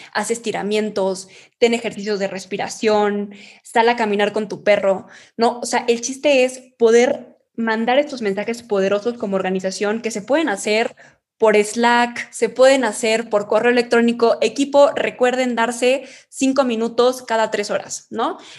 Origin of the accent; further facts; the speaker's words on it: Chihuahua, Mexico; now in Mexico City, Mexico; nosotros somos de Chihuahua